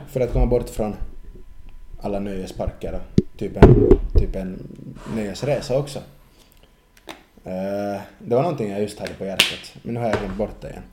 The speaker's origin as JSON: {"language": "Swedish", "town": "Espoo", "region": "Uusimaa", "country": "Finland", "moved": "as an adult", "lives_now": "Åboland, Finland", "said": "Jag var också hemma i Eschbö. Eller jag var hemma i Esbo"}